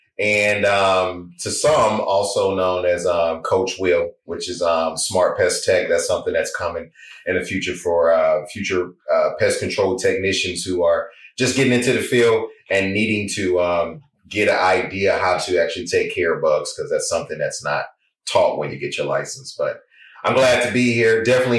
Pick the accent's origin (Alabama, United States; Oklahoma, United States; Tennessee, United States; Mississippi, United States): Mississippi, United States; Gulfport; But she went to the country to have me in Lower Mississippi. But originally, from Gulfport, Mississippi is where we pretty much grew up.